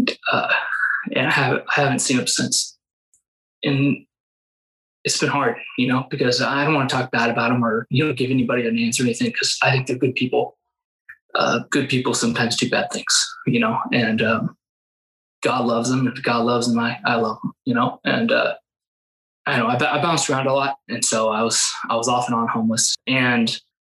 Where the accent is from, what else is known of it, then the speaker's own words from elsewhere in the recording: Salem, Oregon, United States; I was born, Salem area